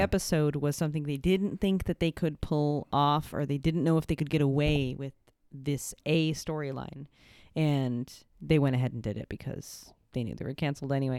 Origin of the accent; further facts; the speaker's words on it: California, United States; I'm a Californian